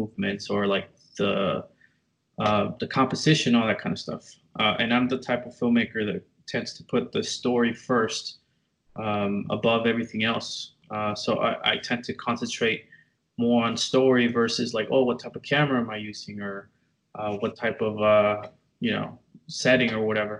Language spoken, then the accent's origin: English; McAllen, Texas, United States; also born or lived in Tyler, Texas; I grew up in McAllen, Texas, or like the RGV, as they call it, Rio Grande Valley.